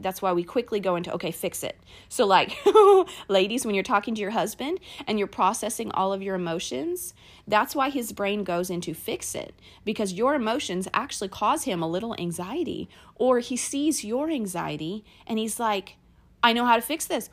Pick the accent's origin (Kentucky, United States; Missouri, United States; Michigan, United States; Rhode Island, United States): Kentucky, United States; I grew up in Kentucky in a small town